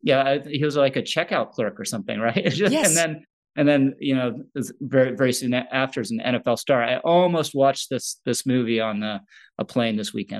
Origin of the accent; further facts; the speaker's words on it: Washington, District of Columbia, United States; I remember I grew up in Washington, D.C., and everyone in D.C. was obsessed with the Redskins.